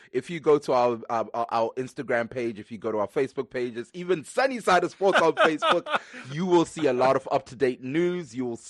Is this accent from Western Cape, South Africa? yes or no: no; Johannesburg, Gauteng, South Africa; moved away; also born or lived in Zimbabwe; I grew up in Johannesburg, South Africa.